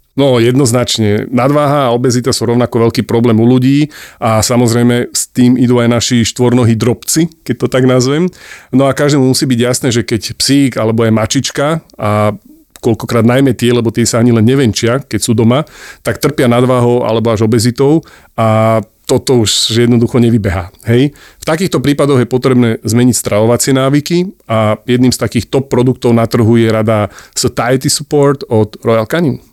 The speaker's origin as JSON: {"language": "Slovak", "town": "Bratislava", "region": "Bratislava Region", "country": "Slovakia", "also_born_or_lived": "Košice", "moved": "as an adult", "said": "je počuť, že som z Bratislavy"}